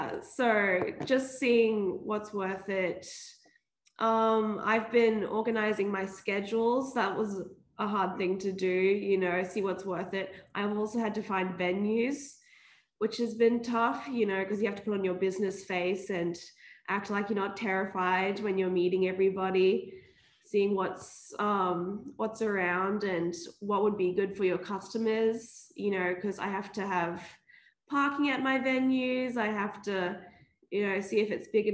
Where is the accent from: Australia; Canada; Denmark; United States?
Australia; Brisbane, Queensland; I'm from Brizzy.